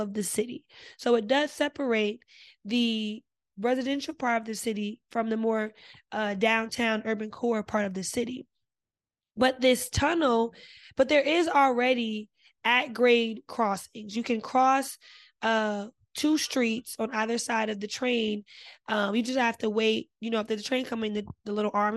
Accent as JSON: {"language": "English", "region": "New Jersey", "country": "United States", "said": "I'm from Jersey"}